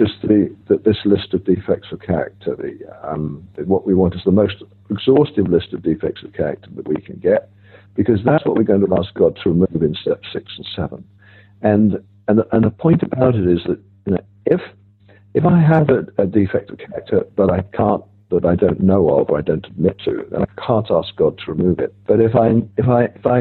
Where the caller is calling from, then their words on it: Rome, Lazio, Italy; I'm calling from Rome. It's very early morning here